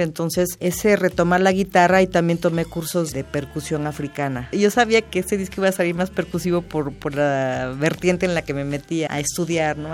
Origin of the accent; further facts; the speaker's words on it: Oaxaca, Mexico; mi niñez en Oaxaca